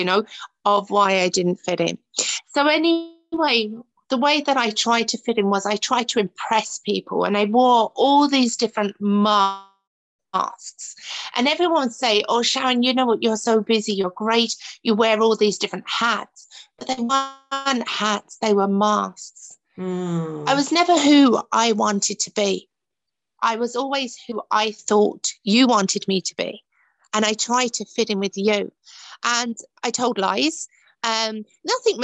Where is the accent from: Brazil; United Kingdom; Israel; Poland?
United Kingdom; Dagenham, London; moved away as an adult; now in Ireland; I grew up in Dagenham, where Ford's used to be